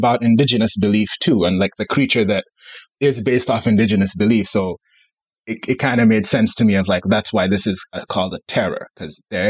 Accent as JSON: {"language": "English", "country": "Gambia", "said": "I'm an African. I'm from the Gambia, a country that shouldn't exist, but the British had other ideas."}